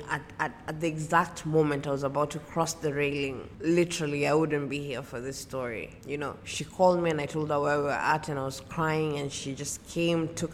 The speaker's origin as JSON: {"language": "English", "town": "Mombasa", "region": "Mombasa County", "country": "Kenya", "said": "I am from Mombasa, Kenya."}